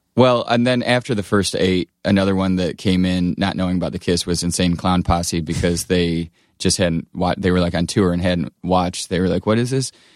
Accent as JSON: {"language": "English", "town": "Blissfield", "region": "Michigan", "country": "United States", "tie": "born or raised there", "said": "I grew up in Michigan, uh, Southeast Michigan, near, it's called Blissfield"}